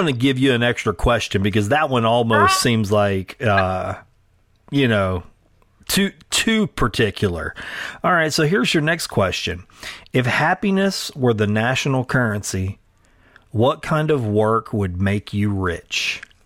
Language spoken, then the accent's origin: English; Sulphur, Louisiana, United States; Sulphur, Louisiana, my hometown